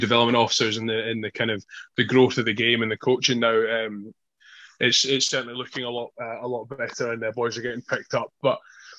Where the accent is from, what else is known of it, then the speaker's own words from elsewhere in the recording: Scotland, United Kingdom; as kind of patriotic as Scots are, and believe me, I'm one of them